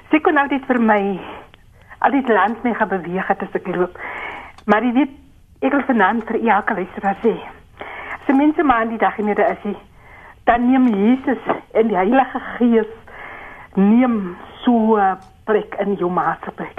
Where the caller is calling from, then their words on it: Lichtenburg, North West, South Africa; van Lichtenburg.